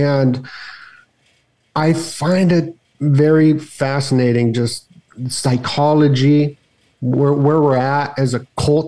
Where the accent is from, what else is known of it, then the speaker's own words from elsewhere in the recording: Las Vegas, Nevada, United States; Bro, growing up in Vegas.